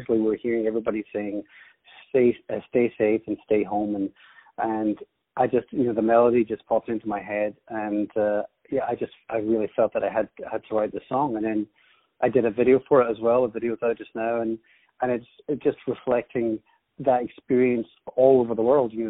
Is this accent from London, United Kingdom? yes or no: no; Scotland, United Kingdom; also born or lived in Ireland / New York; I was actually born in Ireland, and then I spent some time growing up in New York. Um, and then, m- because my father moves around a lot with his work, we ended up in Scotland. So I've actually lived in Scotland most of my life.